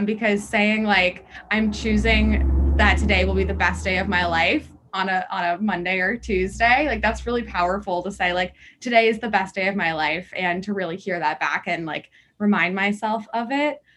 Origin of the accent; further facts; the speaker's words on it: Washington, District of Columbia, United States; moved away; I'm actually originally from Washington, D C